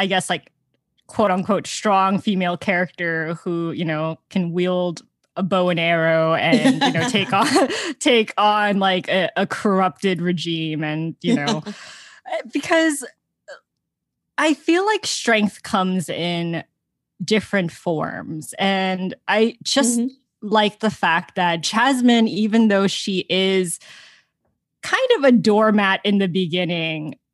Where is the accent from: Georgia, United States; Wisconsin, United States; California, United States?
Georgia, United States; I'm from Georgia.